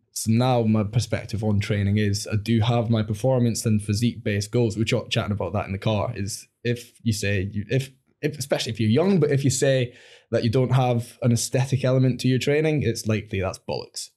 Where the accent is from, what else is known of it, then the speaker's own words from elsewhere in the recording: Langholm, Scotland, United Kingdom; moved away; also born or lived in England / Newcastle; I was brought up in the Borders